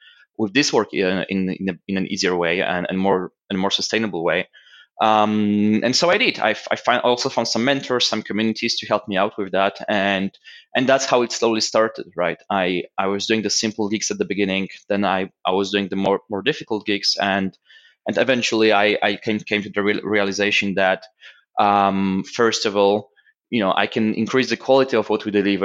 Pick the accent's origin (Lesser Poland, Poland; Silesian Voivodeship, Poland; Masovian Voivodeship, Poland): Masovian Voivodeship, Poland; Warsaw; moved away as an adult; also born or lived in London, United Kingdom; I was even working as an event manager in a club back in Warsaw, because I came from Warsaw to London.